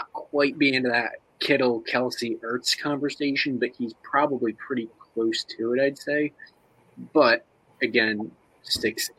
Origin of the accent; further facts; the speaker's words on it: Pennsylvania, United States; I'm from the Pennsylvania area